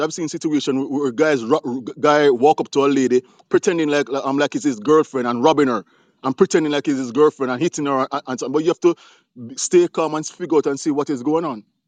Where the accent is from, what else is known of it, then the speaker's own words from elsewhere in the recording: Jamaica; now in United States; I'm from Jamaica. I'm here in the US.